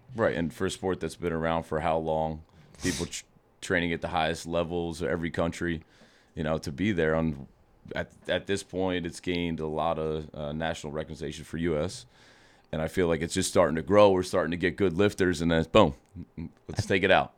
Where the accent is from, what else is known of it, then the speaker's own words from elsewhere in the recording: outside of Philadelphia, Pennsylvania, United States; I grew up outside of Philadelphia